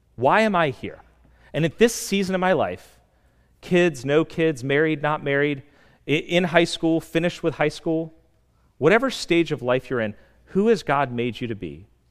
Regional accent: Vienna, Virginia, United States; I had spent years thinking about planting a church in my hometown.

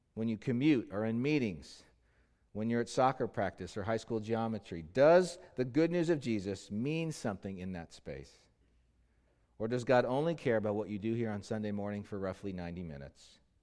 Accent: Los Angeles, California, United States; Los Angeles, my hometown

